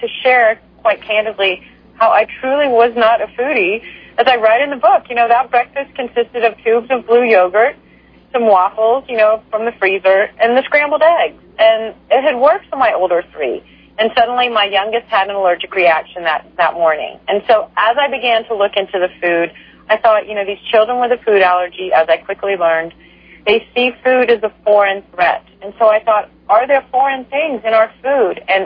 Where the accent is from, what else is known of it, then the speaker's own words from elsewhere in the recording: Texas, United States; I was raised in a conservative family in Texas